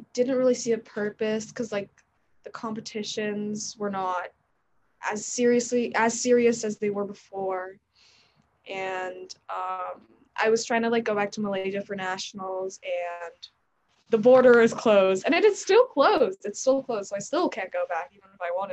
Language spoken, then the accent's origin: English; New York, United States; I'm 17. I'm from New York